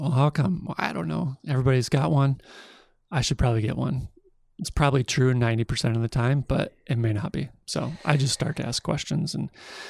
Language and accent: English; Cedar Rapids, Iowa, United States; I'm from Cedar Rapids originally.